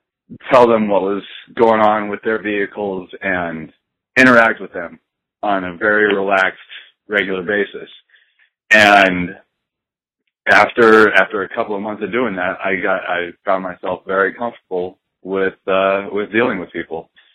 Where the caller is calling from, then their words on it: Tucson, Arizona, United States; calling from Tucson.